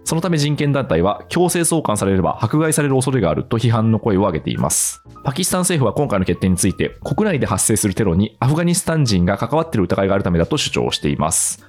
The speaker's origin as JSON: {"language": "Japanese", "region": "Aichi", "country": "Japan", "tie": "born or raised there", "said": "私、あの愛知県出身なんで"}